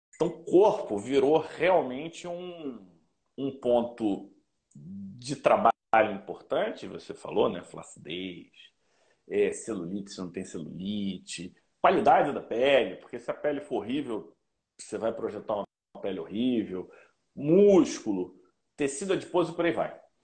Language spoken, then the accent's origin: Portuguese; Rio de Janeiro, Brazil; eu sou carioca